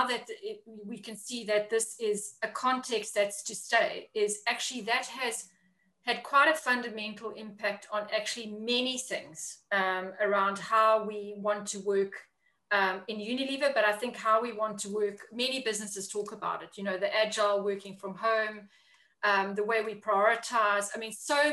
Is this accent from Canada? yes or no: no; South Africa; moved away as an adult; also born or lived in Africa / China; now in London, United Kingdom; I am originally from South Africa, if anybody can pick up the accent.